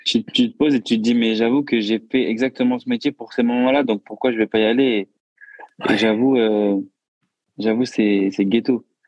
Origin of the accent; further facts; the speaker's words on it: Bordeaux, Nouvelle-Aquitaine, France; moved away as an adult; now in Paris, France; je suis pas de Paris. Du coup, je suis de Bordeaux de base